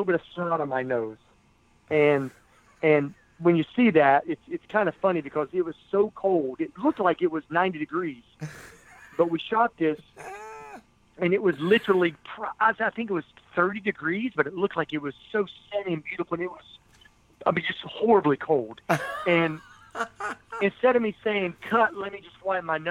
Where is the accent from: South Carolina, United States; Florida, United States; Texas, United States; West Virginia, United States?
West Virginia, United States; my home state of West Virginia.